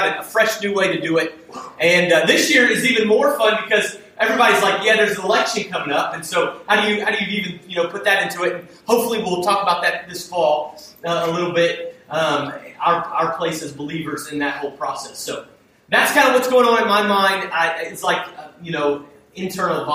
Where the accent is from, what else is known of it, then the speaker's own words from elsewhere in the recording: United States; as an American